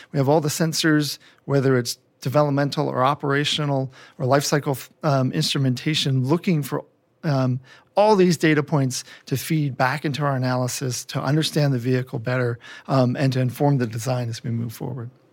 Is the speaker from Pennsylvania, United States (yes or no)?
yes; Philadelphia, Pennsylvania, United States; moved away as an adult; now in Denver, United States; I moved from Philadelphia, where I grew up